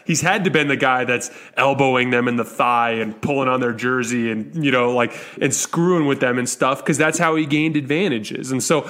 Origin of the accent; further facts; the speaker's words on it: Arizona, United States; I'm from Arizona.